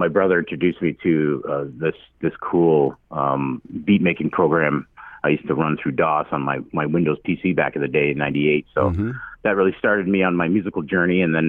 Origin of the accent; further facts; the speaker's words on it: Fort Erie, Ontario, Canada; also born or lived in Buffalo, New York / Six Nations; I was born in Buffalo, New York. I grew up in just across the river there in Fort Erie, Ontario. I grew up here